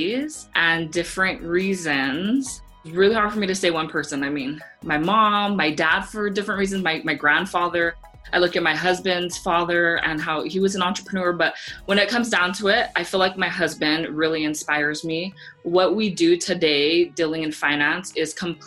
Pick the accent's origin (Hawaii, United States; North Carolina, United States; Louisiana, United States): Hawaii, United States; Laie; moved away; I grew up in Hawaii where like everybody can sing and everybody sings karaoke